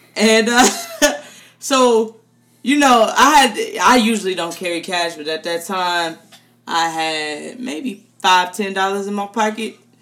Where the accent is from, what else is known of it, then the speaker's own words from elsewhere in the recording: United States; I'm so American